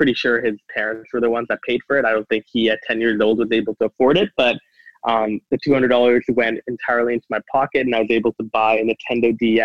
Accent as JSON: {"language": "English", "town": "Calgary", "region": "Alberta", "country": "Canada", "tie": "born or raised there", "also_born_or_lived": "Singapore", "said": "So when I moved in about 2004, I was about 7, 8 years old. I moved to Calgary, Alberta."}